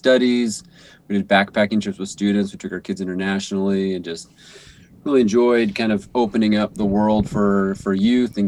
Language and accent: English; Grass Valley, California, United States; moved away as an adult; also born or lived in Vancouver; now in Bellingham, United States; I grew up in Northern California in the foothills of the Sierra Nevada mountains. So in the Grass Valley, Nevada City area